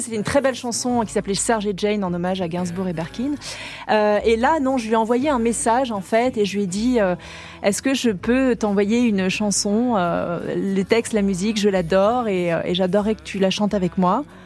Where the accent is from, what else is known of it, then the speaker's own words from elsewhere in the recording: French Polynesia; moved away as an adult; now in Paris, France; Ma vie d'avant, pour moi, c'est Tahiti, c'est mon enfance, c'est là où j'ai grandi